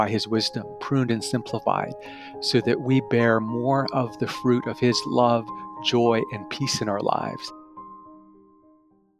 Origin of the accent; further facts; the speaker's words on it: Canada; also born or lived in Tokyo, Japan; I'm originally from Tokyo, Japan, but was raised primarily in Canada.